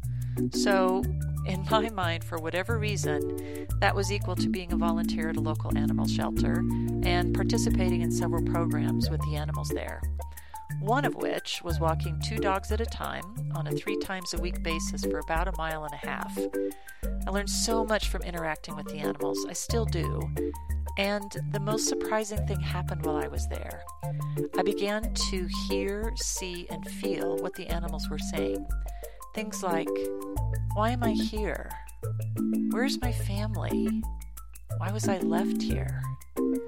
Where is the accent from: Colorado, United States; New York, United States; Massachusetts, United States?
Colorado, United States; I was born and raised in Colorado, where I still reside